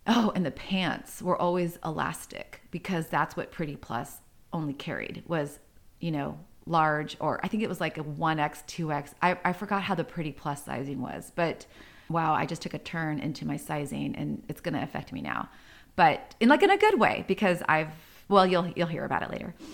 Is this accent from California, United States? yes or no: yes; San Diego, California, United States; I grew up in San Diego. I was originally, uh, born and raised in a not so nice neighborhood